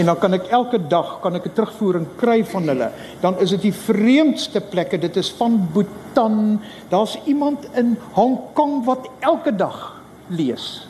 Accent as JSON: {"language": "Afrikaans", "town": "Rooi Els", "region": "Western Cape", "country": "South Africa", "also_born_or_lived": "Belgium", "said": "ek is van Suid-Afrika"}